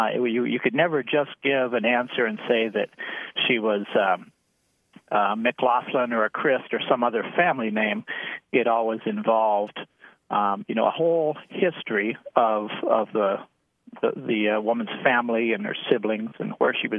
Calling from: Ravenna, Nebraska, United States; I'm calling from Ravenna, Nebraska.

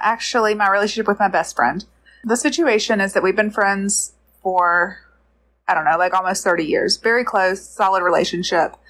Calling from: Georgia, United States; I'm calling from Georgia

